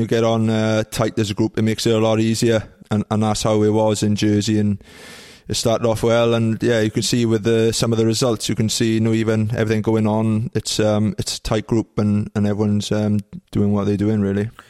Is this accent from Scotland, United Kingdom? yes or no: no; Trebanos, Wales, United Kingdom; Village, yeah. It's only like a, a mile long, really. Um, and in, in Welsh, it's called Trebanus